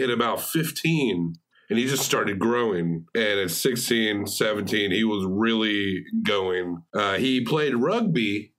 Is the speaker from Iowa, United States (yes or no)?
no; New York, United States; New York is, you know what he's talking about. I'm from New York.